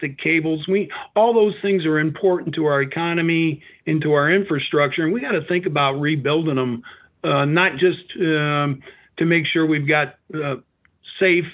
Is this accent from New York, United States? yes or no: no; Northwest Indiana, United States; I grew up in Northwest Indiana